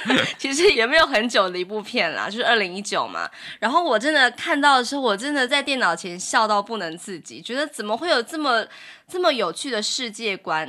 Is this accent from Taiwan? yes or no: yes; Taoyuan, Taiwan; also born or lived in Zhongli; 我是桃园人